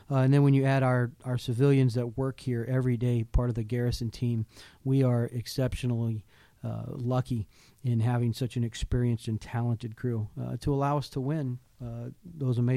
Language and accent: English; Houston, Texas, United States; born there; also born or lived in Hawaii; I was born in Houston, Texas, uh, but I grew up as a military brat. Um, my father was in the army as a pilot, so we moved around a lot. Um, left Houston, and I went to I did high school in, in Hawaii, actually.